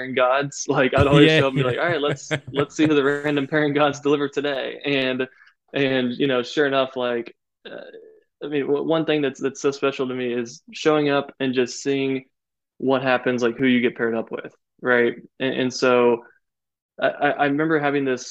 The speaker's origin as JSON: {"language": "English", "region": "Florida", "country": "United States", "tie": "born or raised there", "moved": "yes", "said": "when I got to my hometown, which I'm from Florida originally, and I played my old hometown municipal course"}